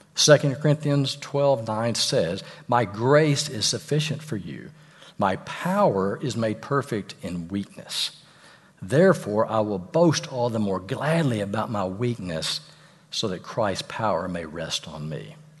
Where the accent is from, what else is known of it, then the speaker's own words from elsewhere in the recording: Fort Worth, Texas, United States; I'm from Fort Worth